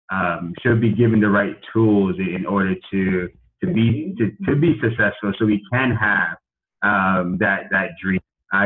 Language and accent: English; United States; I was born here in America